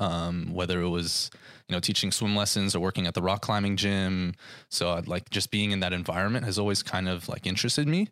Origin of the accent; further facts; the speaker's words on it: Thousand Oaks, California, United States; I have been born and raised in Thousand Oaks pretty much my entire life